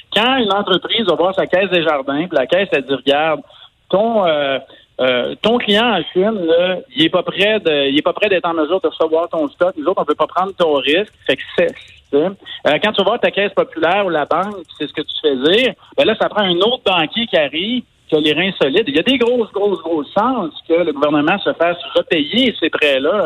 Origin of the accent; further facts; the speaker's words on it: Quebec, Canada; chez nous au Québec